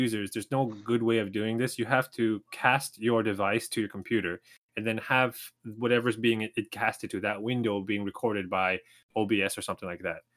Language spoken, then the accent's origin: English; Toronto, Ontario, Canada; moved away as an adult; now in Japan; in Toronto, in my hometown